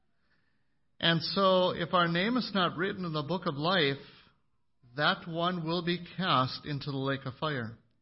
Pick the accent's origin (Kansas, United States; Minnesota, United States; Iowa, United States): Minnesota, United States; McIntosh; growing up in McIntosh, Minnesota